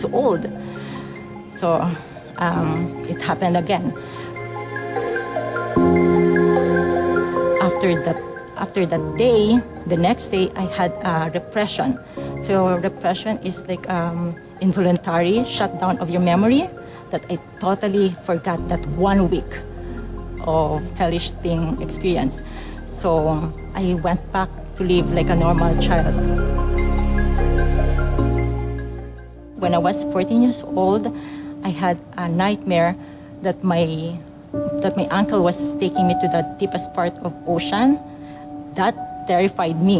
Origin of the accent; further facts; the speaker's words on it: Philippines; moved away; I grew up in Philippines